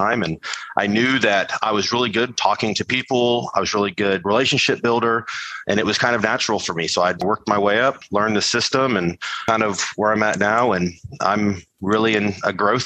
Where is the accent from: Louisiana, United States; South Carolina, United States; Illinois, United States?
South Carolina, United States; Charleston; growing up in Charleston, South Carolina